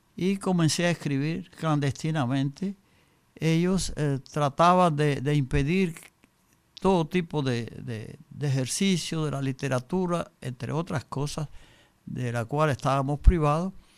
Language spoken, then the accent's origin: Spanish; Cuba; moved away; yo había salido de Cuba, yo me encontraba en el exilio en el año 61